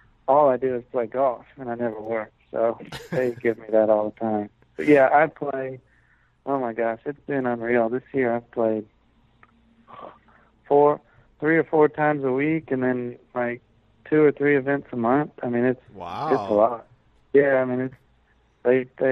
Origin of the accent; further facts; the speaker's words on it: Aiken, South Carolina, United States; also born or lived in Augusta, Georgia; when I was growing up in Aiken, there was no film presence of any kind